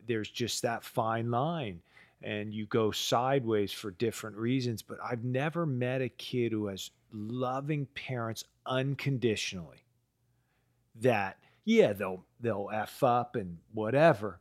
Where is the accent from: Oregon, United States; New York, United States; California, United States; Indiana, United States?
California, United States; East Palo Alto; I grew up in East Palo Alto, um, you know, the, the hood